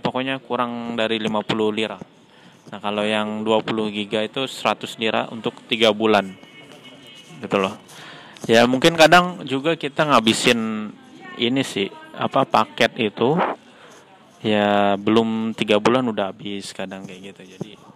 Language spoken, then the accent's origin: Indonesian; Tembilahan, Riau, Indonesia; moved away as an adult; now in Turkey; kalau di Tembilahan, ya, kota saya di Riau